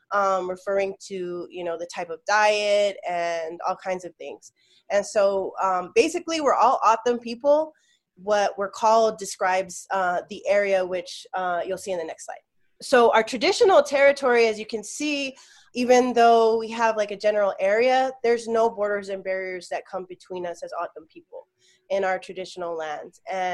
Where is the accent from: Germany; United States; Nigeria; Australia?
United States; Ajo, Arizona; I'm from Ajo, Arizona. Ajo is a border town in every sense of the word.